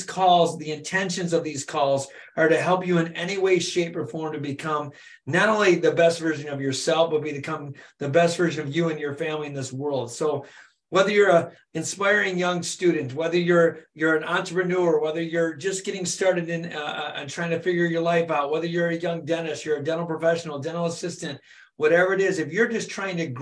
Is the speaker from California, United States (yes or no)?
no; Michigan, United States; It's close to home. I'm from Michigan